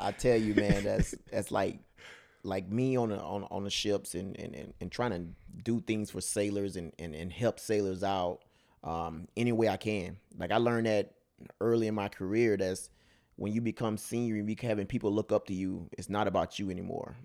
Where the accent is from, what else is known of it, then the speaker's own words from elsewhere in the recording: Mississippi, United States; now in California, United States; I'm, I'm from, from Mississippi, country boy, all the way through and through.